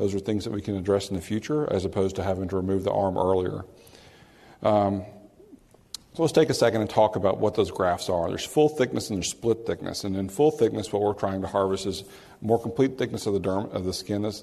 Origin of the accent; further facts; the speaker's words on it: New Orleans, Louisiana, United States; I'm from New Orleans, and occasionally we have a few storms, and we have tarps on roofs